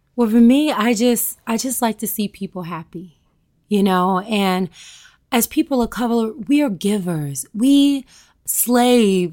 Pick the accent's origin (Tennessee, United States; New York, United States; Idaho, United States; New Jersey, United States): Tennessee, United States; I'm a Southern girl. I'm from Tennessee